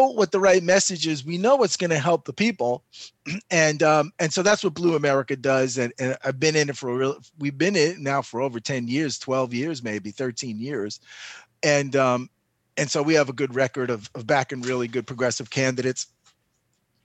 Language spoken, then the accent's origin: English; New York City, New York, United States; moved away; I grew up in Astoria, Queens.